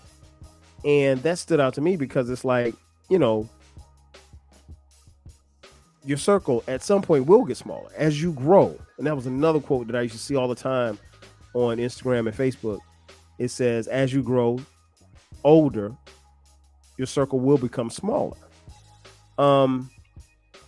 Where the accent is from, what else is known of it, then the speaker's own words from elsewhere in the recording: Florence, South Carolina, United States; now in Atlanta, United States; we grew up together in Florence, South Carolina